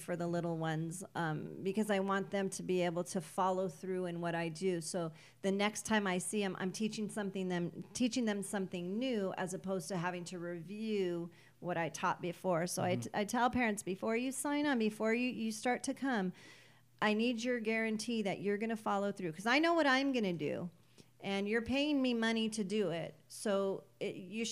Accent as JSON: {"language": "English", "town": "Pico Rivera", "region": "California", "country": "United States", "tie": "born or raised there", "also_born_or_lived": "Whittier", "said": "Born and raised in Pico Rivera"}